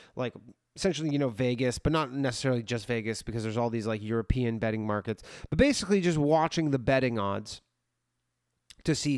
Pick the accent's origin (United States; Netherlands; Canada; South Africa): Canada; I'm from Canada where we made weed completely legal in the country